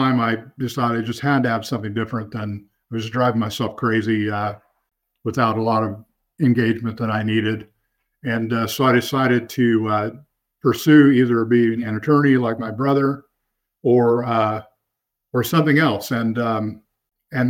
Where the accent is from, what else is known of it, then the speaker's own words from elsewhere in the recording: Nevada, Missouri, United States; moved away as an adult; also born or lived in Joplin, Missouri; now in Northwest Arkansas, United States; Grew up on a farm near Nevada, Missouri.